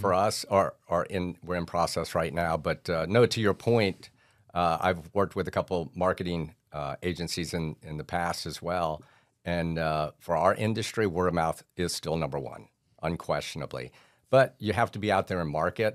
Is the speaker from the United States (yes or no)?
yes; St. Petersburg, Florida, United States; I was born on Fourth Street and I've never left